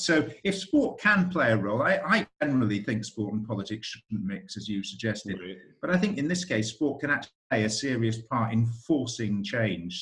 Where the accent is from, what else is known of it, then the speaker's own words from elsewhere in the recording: United Kingdom; now in United States; a Brit in America